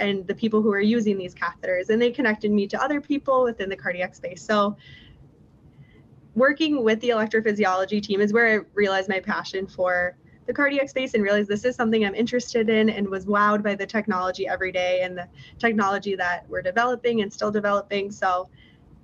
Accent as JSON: {"language": "English", "town": "Minneapolis", "region": "Minnesota", "country": "United States", "tie": "born or raised there", "said": "I grew up in Minneapolis"}